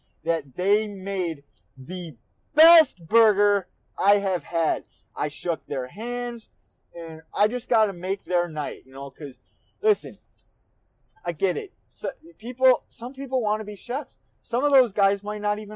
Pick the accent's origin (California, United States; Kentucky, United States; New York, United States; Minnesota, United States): Minnesota, United States; I'm from Minnesota